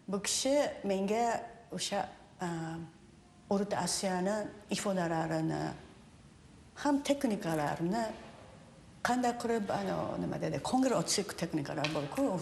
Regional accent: Japan; Uzbek is a second language; also born or lived in Uzbekistan; now in Seattle, United States; yapon raqslarni yaxshi bilaman chunki o'sha o'sha yerda tug'ilganman va o'sdim

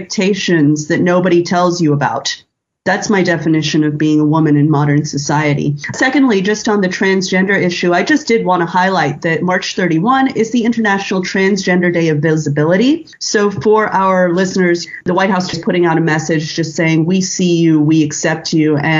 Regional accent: Texas, United States; the senator from my home state, Ted Cruz

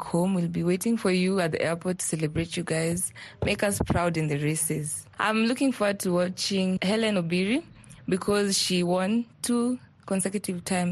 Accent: Nairobi, Kenya; I come from Nairobi, Kenya.

